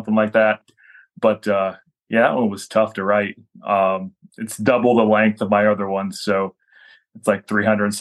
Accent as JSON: {"language": "English", "town": "Defiance", "region": "Ohio", "country": "United States", "tie": "born or raised there", "said": "I was doing a small comic convention in my hometown at Defiance, Ohio"}